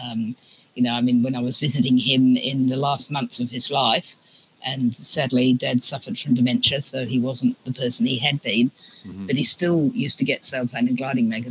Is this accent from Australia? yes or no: yes; Australia; born or raised there; also born or lived in England